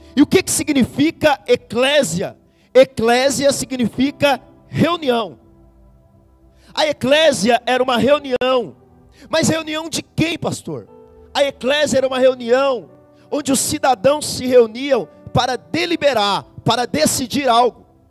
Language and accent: Portuguese; Brazil; nós somos brasileiro